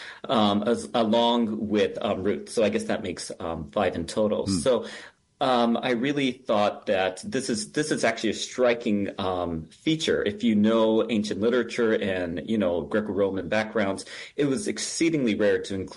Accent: Japan; now in Minnesota, United States; I was actually born and raised in Japan

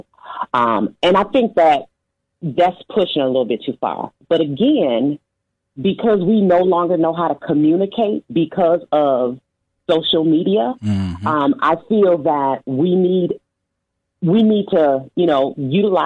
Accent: United States

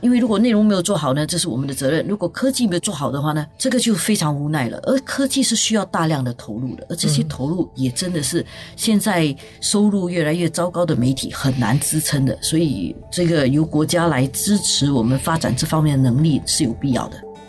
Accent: Singapore; 我们新加坡人

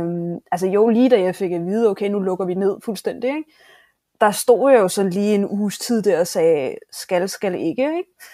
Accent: Denmark; moved away as an adult; now in Japan; min egen bedstemor hjemme i Danmark

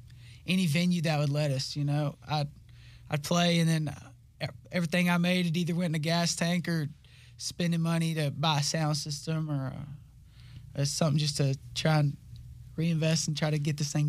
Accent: west of Dallas-Fort Worth, Texas, United States; also born or lived in Lubbock, Texas; No, I'm from west of Dallas, Fort Worth, like an hour.

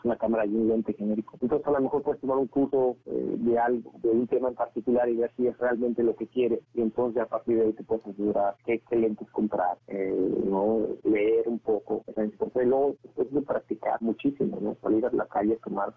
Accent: Mexico; soy mexicano y hablo español

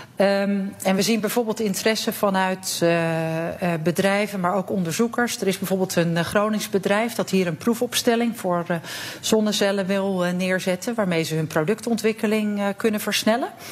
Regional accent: Netherlands; now in Cyprus; wij hebben als Nederlanders

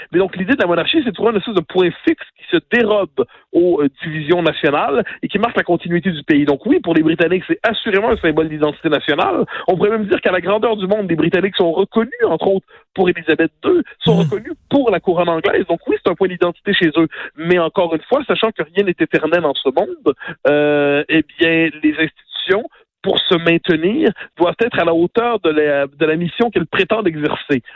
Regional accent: Quebec, Canada

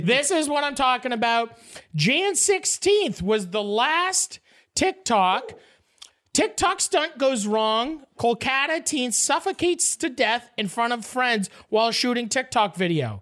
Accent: Canada; I'm from Canada.

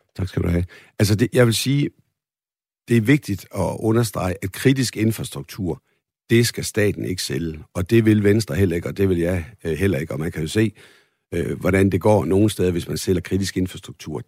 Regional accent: Holstebro, Central Denmark Region, Denmark; moved away; Det ligger i Holstebro, min gamle hjemby

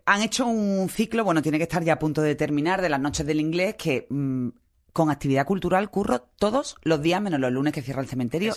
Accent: Málaga, Andalusia, Spain; como, malagueños de mezcla

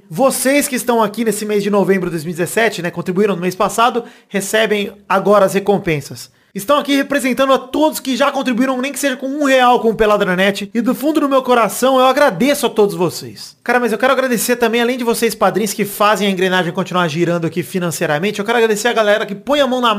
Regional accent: Araraquara, São Paulo, Brazil; now in São Paulo, Brazil; eu sou de Araraquara e moro em São Paulo há alguns anos.

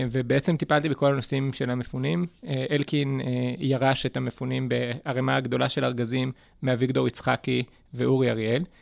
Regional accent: Neve Dekalim, Gaza Strip, Palestine; moved away as an adult; also born or lived in Jerusalem; נולדתי בשערי צדק בירושלים, אבל גדלתי בנווה דקלים מגיל אפס בעצם.

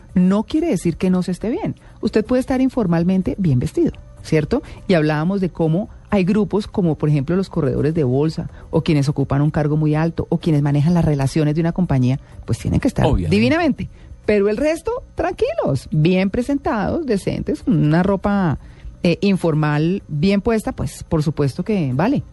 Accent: Colombia

